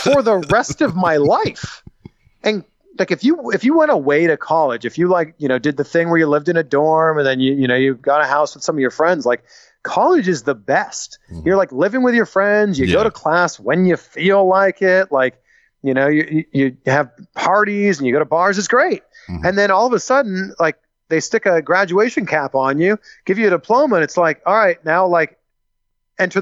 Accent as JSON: {"language": "English", "town": "Pickering", "region": "Ontario", "country": "Canada", "tie": "born or raised there", "also_born_or_lived": "Toronto", "moved": "as an adult", "lives_now": "United States", "said": "Backyard Wrestling Federation in my hometown of Pickering, Ontario, Canada"}